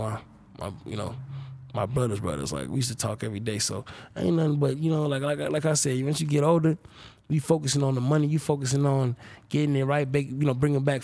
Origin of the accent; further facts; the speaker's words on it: Kingston, Jamaica; moved away; I literally was raised in Kingston, Jamaica